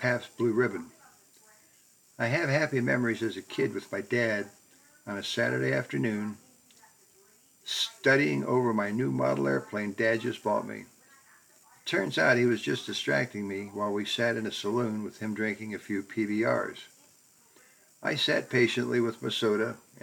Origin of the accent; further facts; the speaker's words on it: Akron, Ohio, United States; Growing up in Akron, I was fortunate to go to the University of Akron